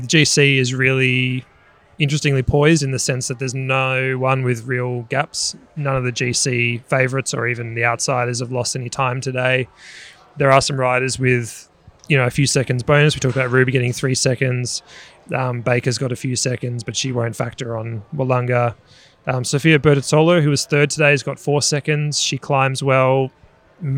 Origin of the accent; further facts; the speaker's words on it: Australia; being Australian